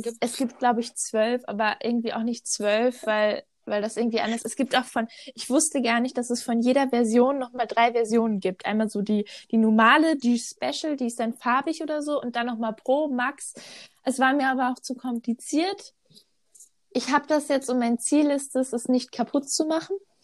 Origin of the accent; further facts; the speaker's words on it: North Rhine-Westphalia, Germany; moved away as an adult; now in Switzerland; ich komme aus NRW, aber lebe im Moment in der Schweiz